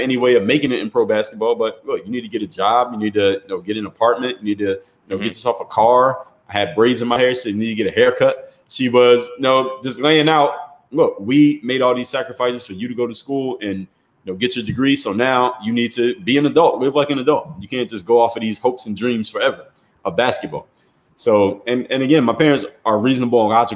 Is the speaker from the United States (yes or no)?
yes; Philadelphia, Pennsylvania, United States; moved away as an adult; also born or lived in South Florida; I'm from Philly